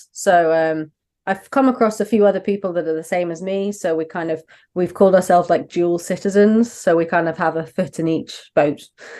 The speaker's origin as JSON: {"language": "English", "town": "Brighton", "region": "South East England", "country": "United Kingdom", "tie": "born or raised there", "accent": "southern", "moved": "as an adult", "lives_now": "Manchester, United Kingdom", "said": "No, I grew up in Brighton, so right down the very far south of England. But my wife is from up north, so we moved up about 8 years ago. Mm-hmm. I've sadly lost my southern accent."}